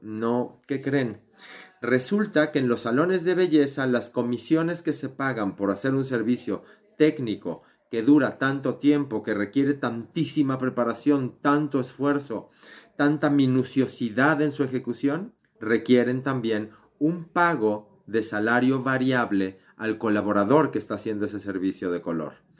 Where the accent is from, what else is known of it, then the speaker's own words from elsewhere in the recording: Mexico; soy mexicano